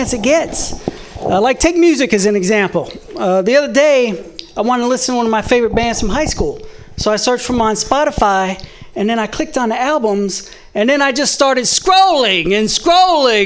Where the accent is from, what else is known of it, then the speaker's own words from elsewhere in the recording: the South, United States; I'm from the South